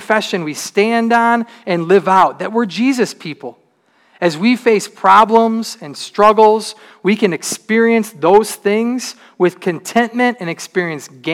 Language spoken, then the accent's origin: English; Troy, Michigan, United States; I grew up in Troy in a pretty good neighborhood.